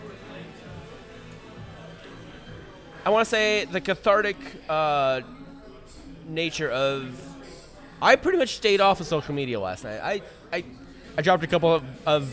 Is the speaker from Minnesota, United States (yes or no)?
yes; Minnesota, United States; we're from Minnesota